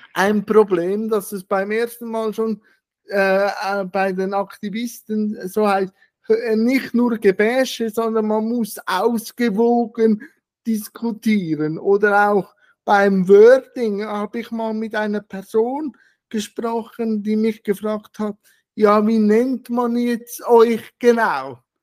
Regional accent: Switzerland; bei uns in der Schweiz

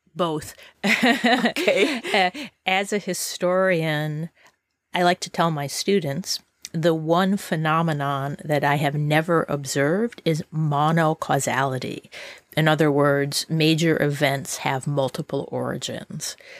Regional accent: United States; speaking as an American

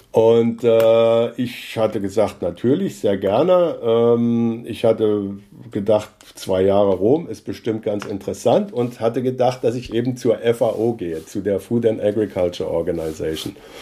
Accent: near Kassel, Hesse, Germany; moved away as an adult; now in Rosenheim, Germany; Ich bin äh, in der Nähe von Kassel geboren äh, und bin dort auf einem Bauernhof aufgewachsen

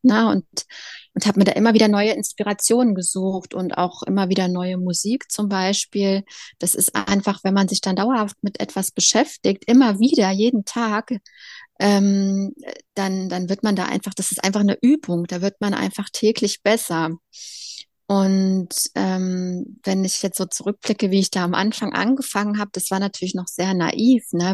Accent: Leipzig, Saxony, Germany; moved away as an adult; now in Berlin, Germany; Leipzig ist meine Heimatstadt

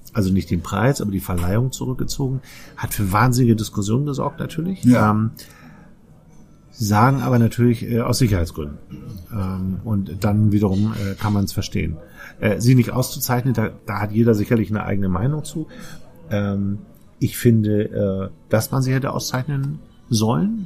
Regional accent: Northern Germany, Germany; accent: norddeutsch (Northern German); unserem norddeutschen Akzent

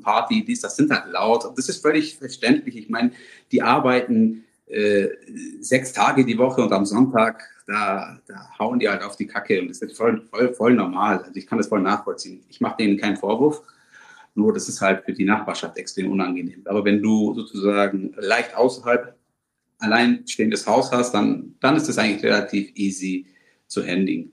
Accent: Germany; selbstverständlich sind wir inzwischen in Deutschland beide geboren und aufgewachsen

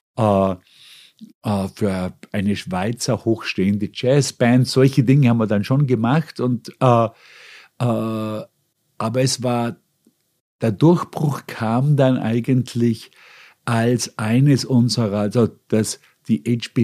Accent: Bregenz, Vorarlberg, Austria; moved away as an adult; also born or lived in Hong Kong / Munich; now in New York, United States; mir als Österreicher oder sage ich mal vor allem als Vorarlberger mitgegeben worden sind kulturell

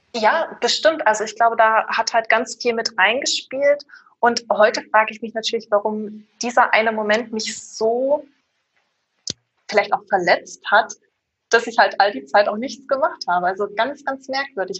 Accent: Erfurt, Thuringia, Germany; moved away as an adult; now in Stuttgart, Germany; Ursprünglich komme ich aus Erfurt, bin äh, damals der Liebe wegen hergezogen

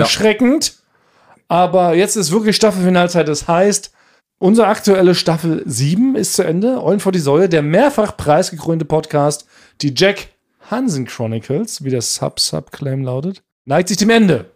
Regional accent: Northern Germany, Germany; als Norddeutscher ist es, glaub ich, verbrieft. Bei der Geburt bekommen wir so einen Zettel in die Hand

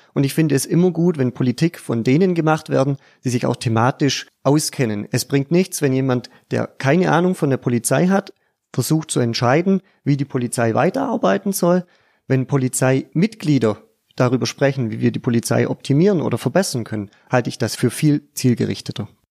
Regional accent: Pfaffenhofen an der Roth, Bavaria, Germany; Ich komme aus Pfaffenhofen im Landkreis Neu-Ulm

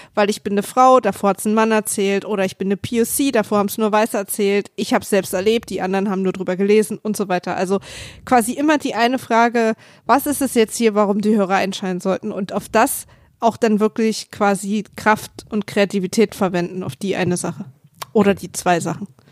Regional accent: Berlin, Germany; als Berliner

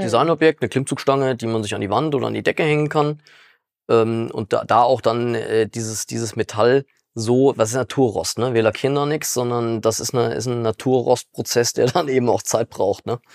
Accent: Frankfurt, Hesse, Germany; moved away; also born or lived in Dornburg; Wir kommen ja gar nicht aus dem Westerwald. Ne? Wir mhm. kommen ja tatsächlich aus Frankfurt eigentlich

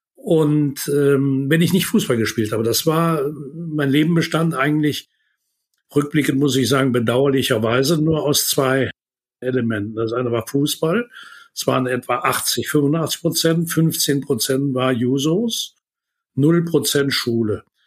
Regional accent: Würselen, North Rhine-Westphalia, Germany; die Aula des Gymnasiums das ich besucht habe in meiner Heimatstadt in Würselen

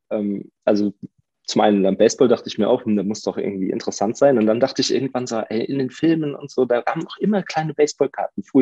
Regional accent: Mainz, Rhineland-Palatinate, Germany; ich bin ja auch Mainzer

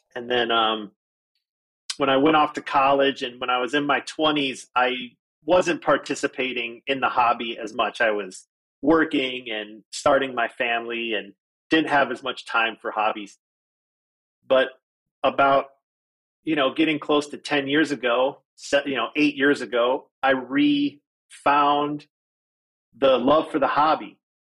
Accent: Detroit, Michigan, United States; now in Phoenix, United States; I was born in Detroit, Michigan, and lived there until I moved here.

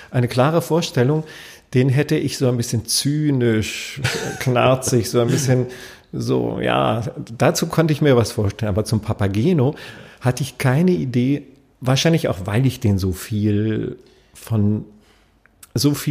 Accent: Berlin, Germany; Aber ich bin jetzt kein Wiener und ich bin als Berliner wahrscheinlich auch ziemlich weit weg von einem Wiener.

